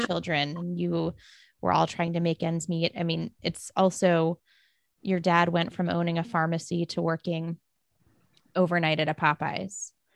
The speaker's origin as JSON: {"language": "English", "town": "Arlington", "region": "Virginia", "country": "United States", "said": "I'm from Arlington, Virginia."}